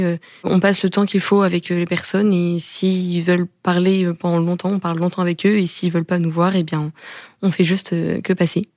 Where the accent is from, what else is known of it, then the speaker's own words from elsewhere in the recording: Tours, Centre-Val de Loire, France; moved away as an adult; now in Rennes, France; je viens de Tours. J'ai grandi à Tours et je suis arrivée à Rennes cette année